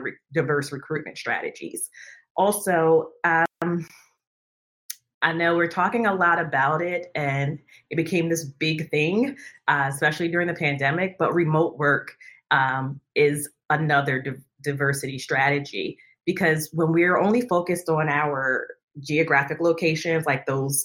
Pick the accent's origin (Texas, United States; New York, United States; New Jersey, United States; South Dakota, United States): New Jersey, United States; now in Northern Virginia, United States; I hail from New Jersey, but I now live in Northern Virginia outside of Washington, D.C.